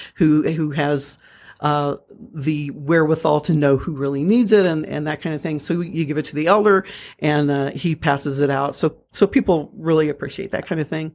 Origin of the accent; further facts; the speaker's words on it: Missouri, United States; I'm from Missouri. I'm a Missouri mule